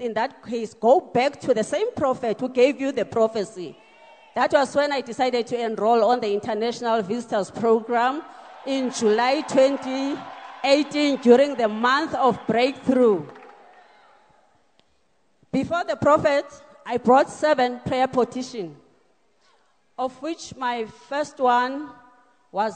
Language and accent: English; Mount Ayliff, Eastern Cape, South Africa; now in Pretoria, South Africa; Originally, I'm from Mount Aleef, Eastern Cape